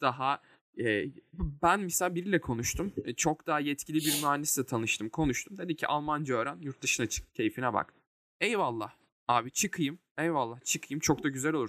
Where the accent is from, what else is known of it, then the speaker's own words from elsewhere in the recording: Turkey; biz de Ege Akdeniz kıyılarında bir Akdeniz insanıyız.